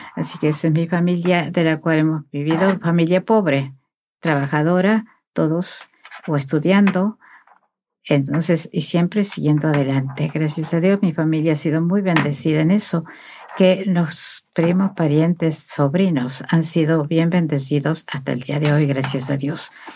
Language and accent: Spanish; Argentina; moved away; soy argentina